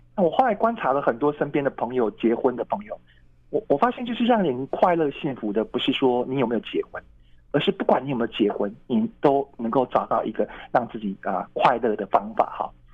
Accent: Tainan, Taiwan; moved away; 因为我，我是台南人嘛哈嗯。那我有计划要，呃，搬回台南，就可以离哥哥姐姐近一点

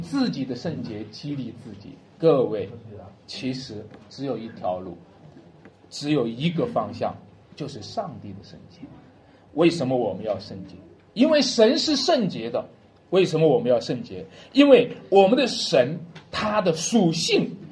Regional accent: China; 我们中国人就有一句话叫做，并从口入

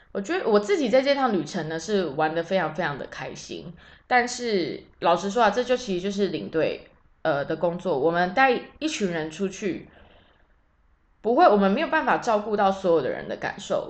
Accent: Taiwan; 都是生活在中华民国的人

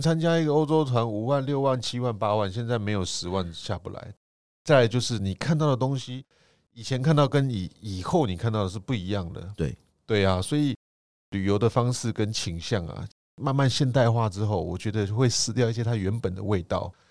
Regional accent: Taiwan

